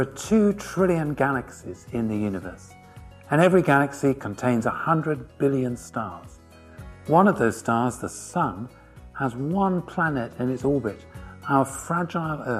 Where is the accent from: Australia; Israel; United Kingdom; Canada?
United Kingdom; Halifax, Yorkshire and the Humber; now in Oxford, United Kingdom; I'm from Halifax